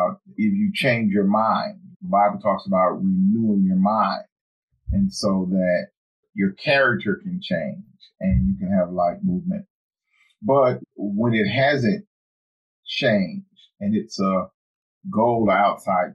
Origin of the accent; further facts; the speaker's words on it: the South, United States; where we come from and being from the South